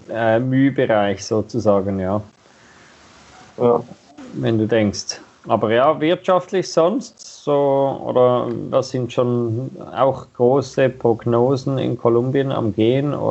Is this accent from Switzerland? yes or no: yes; Switzerland; Also so etwa ähnlich wie bei uns in der Schweiz